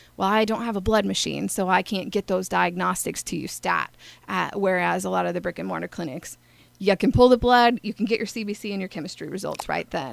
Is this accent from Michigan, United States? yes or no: no; Altoona, Iowa, United States; now in Carbondale, United States; I am originally from Altoona, Iowa, and I actually grew up in town